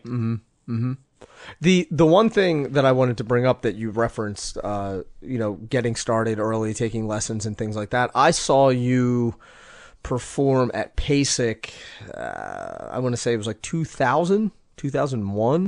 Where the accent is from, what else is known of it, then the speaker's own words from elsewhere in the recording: United States; I'm from the States